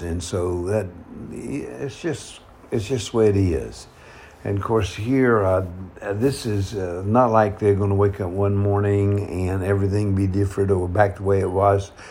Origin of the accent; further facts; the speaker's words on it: North Carolina, United States; now in San Francisco, United States; my hometown back in North Carolina